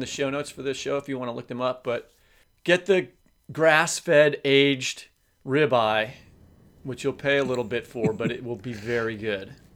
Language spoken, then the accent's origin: English; Kansas City, Missouri, United States; that's my hometown, Kansas City